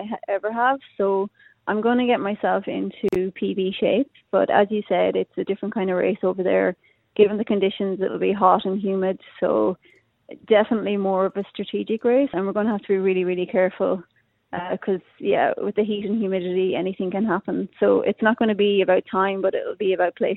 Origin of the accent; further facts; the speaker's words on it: Ireland; accent: Irish; moved away as an adult; now in Australia; I still have my Irish accent